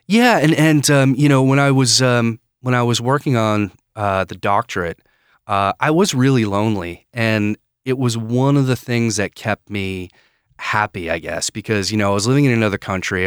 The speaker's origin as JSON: {"language": "English", "region": "Maine", "country": "United States", "also_born_or_lived": "Edinburgh, United Kingdom", "moved": "as an adult", "said": "I'm from, uh, Maine"}